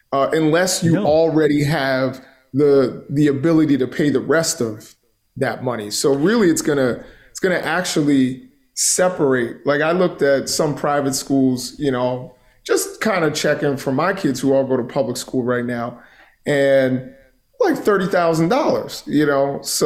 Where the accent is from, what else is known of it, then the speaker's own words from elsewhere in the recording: Baltimore, Maryland, United States; also born or lived in Harlem, New York; I grew up in the Baltimore area. I'm from New York. I'm from Harlem originally